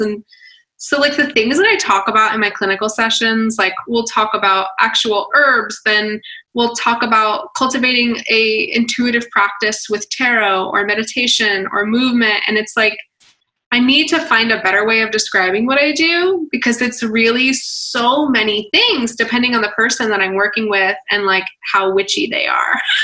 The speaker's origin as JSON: {"language": "English", "town": "Atlanta", "region": "Georgia", "country": "United States", "said": "I'm from Atlanta. So like, I get the whole South vibe."}